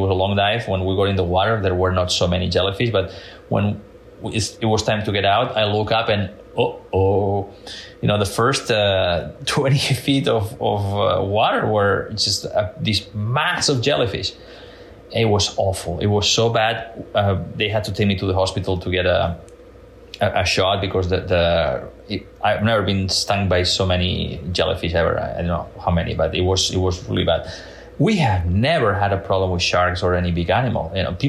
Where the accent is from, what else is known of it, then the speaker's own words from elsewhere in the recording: Mediterranean coast, Spain; English is a second language; So when I was a little kid growing up in the Mediterranean coast of Spain, I was fascinated by Jacques Cousteau's documentaries.